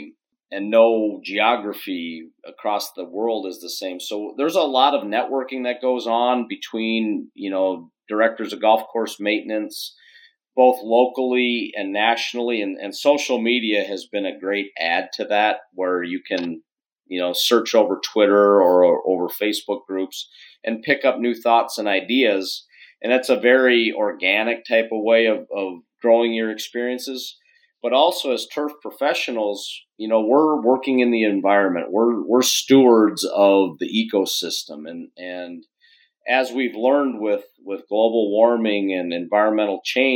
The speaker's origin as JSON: {"language": "English", "town": "Minneapolis", "region": "Minnesota", "country": "United States", "tie": "born or raised there", "also_born_or_lived": "Silvis, Illinois", "moved": "as an adult", "said": "born and raised in the Minneapolis, St. Paul area"}